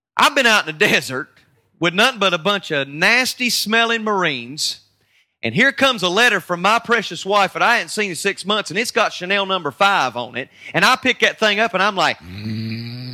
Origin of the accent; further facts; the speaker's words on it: North Carolina, United States; I'm from North Carolina